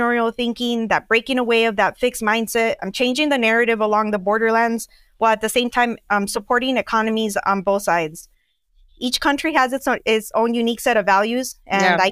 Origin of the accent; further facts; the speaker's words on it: Nogales, Arizona, United States; moved away as an adult; also born or lived in Tucson, Arizona; My entrepreneurial background is not in Nogales